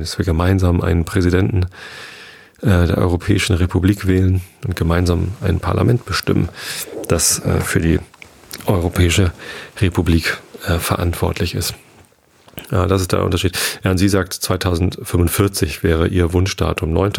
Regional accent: Hamburg area, Lower Saxony, Germany; now in Lower Saxony, Germany; bin in Hamburg geboren. Ich bin zwar hier am Speckgürtel von Hamburg, südlich von Hamburg aufgewachsen.

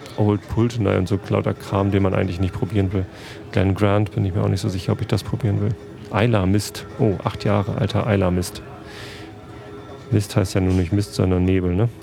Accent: Hamburg, Germany; Wir als Hamburger

